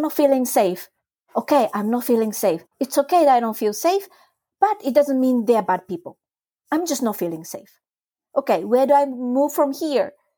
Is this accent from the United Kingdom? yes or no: no; Japan; first language Japanese; English is a second language; moved away as an adult; I was brought up in Japan, it's my first language, but I wasn't exposed to Japanese adult culture because I left Japan when I was eighteen